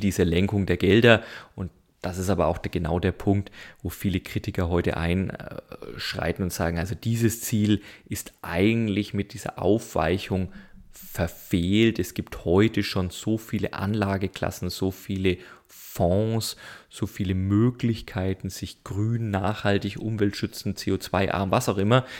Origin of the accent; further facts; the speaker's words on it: Germany; als Deutsche